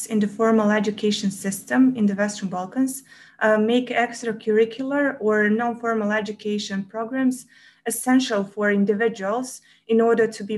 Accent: Montenegro; I come from Montenegro

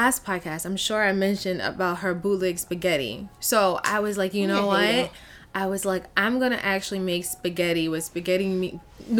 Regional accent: Long Island, New York, United States; I grew up in Long Island

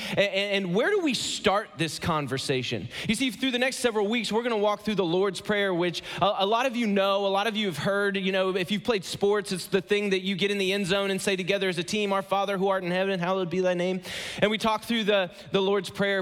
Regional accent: Ohio, United States; moved away as an adult; now in Atlanta, United States; I live in Atlanta, Georgia. I am so glad to be back in the Midwest. I'm, I'm from Ohio originally.

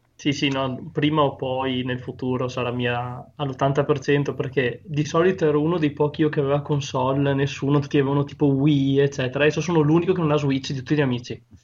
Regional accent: Upper Veneto, Italy; Sono un, un, un alto veneto

